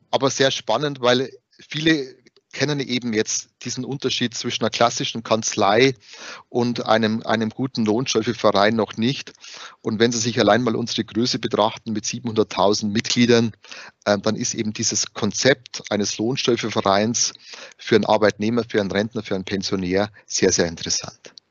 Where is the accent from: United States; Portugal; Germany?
Germany; Bavaria; accent: Bavarian; wie man es vielleicht am Dialekt schon hört, ich bin gebürtiger Bayer